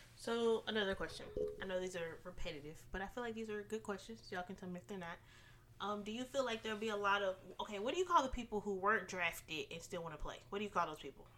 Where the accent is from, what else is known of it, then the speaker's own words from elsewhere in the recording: Dallas, Texas, United States; I'm born and raised in Dallas.